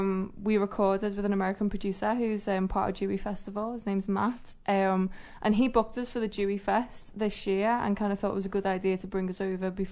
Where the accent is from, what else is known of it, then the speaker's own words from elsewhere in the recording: Liverpool, North West England, United Kingdom; we're from Liverpool in the UK.